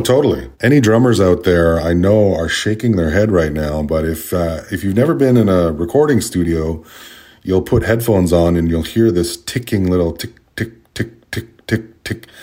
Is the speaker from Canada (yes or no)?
yes; Canada; of being Indigenous, of being Canadian